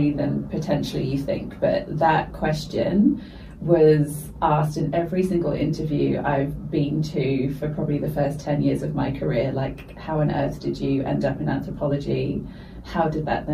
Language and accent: English; United Kingdom; I went to school in the UK, if you can't tell from my accent